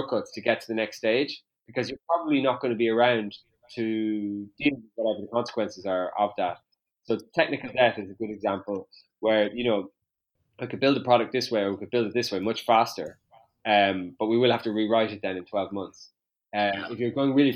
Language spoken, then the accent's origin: English; Westport, Connacht, Ireland; I'm from Westport